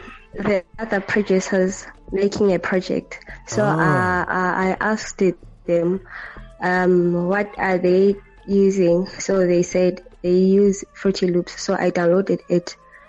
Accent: Port St. Johns, Eastern Cape, South Africa; now in Butterworth, South Africa; I'm PPC. Port St. John's, but currently staying in Butterworth, Eastern Cape, South Africa.

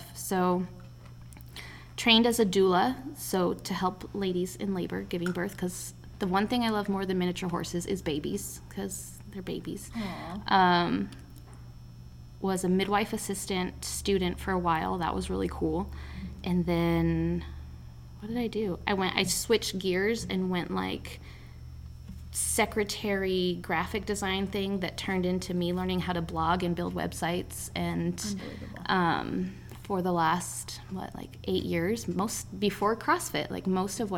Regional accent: Culver, United States; I grew up in Culver

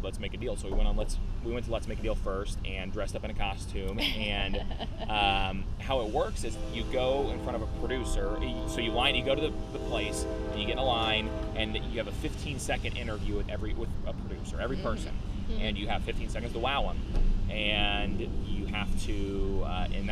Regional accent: Indiana, United States; I was from Indiana.

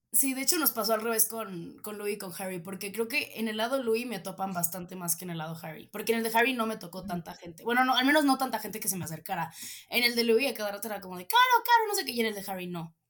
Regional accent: State of Mexico, Mexico; soy de Estado de México

